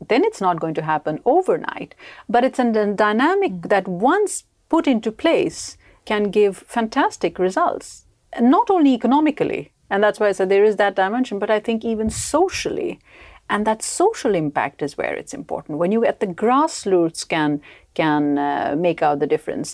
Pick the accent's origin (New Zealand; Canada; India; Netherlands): India; moved away as an adult; also born or lived in United Kingdom; now in Sweden; I come from India, so I moved to Sweden only sixteen years ago.